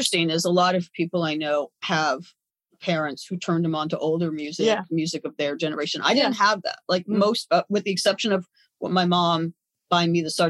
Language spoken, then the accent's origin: English; Los Angeles, California, United States; I grew up in the Valley. I didn't grow up too far away from you. I grew up in Tarzana and Reseda.